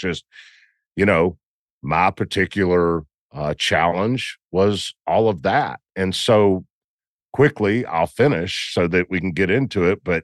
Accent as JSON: {"language": "English", "region": "Southern US", "country": "United States", "said": "so, you know, I'm from the South."}